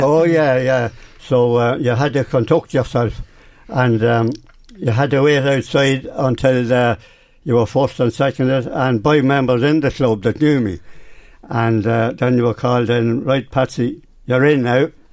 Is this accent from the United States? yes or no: no; Oldtown, County Meath, Ireland; I was born in Orleston